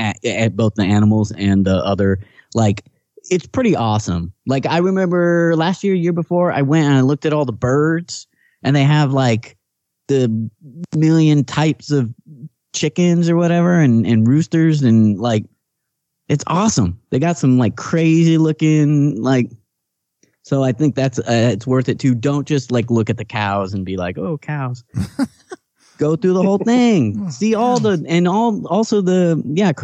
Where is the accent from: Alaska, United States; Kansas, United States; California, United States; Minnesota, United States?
California, United States; Kingsburg; born or raised there